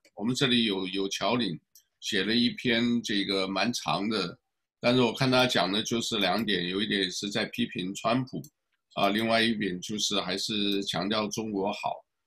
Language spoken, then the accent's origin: Chinese; Taiwan; now in United States; 因为我是台湾来的